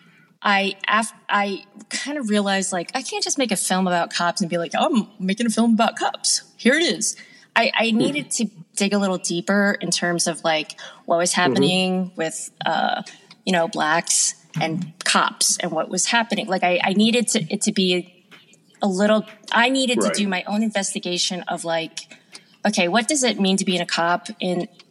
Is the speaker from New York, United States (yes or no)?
yes; Long Island, New York, United States; I grew up in Long Island, which is pretty blue collar